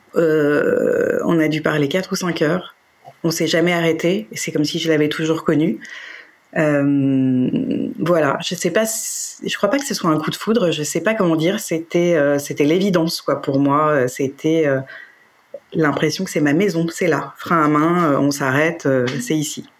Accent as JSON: {"language": "French", "town": "Paris", "region": "Île-de-France", "country": "France", "tie": "born or raised there", "said": "je suis parisienne et j'ai toujours habité Paris"}